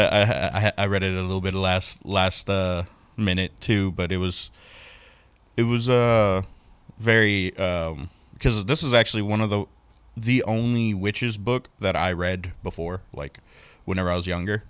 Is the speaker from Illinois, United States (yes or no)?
no; Cajun, Louisiana, United States; I'm Cajun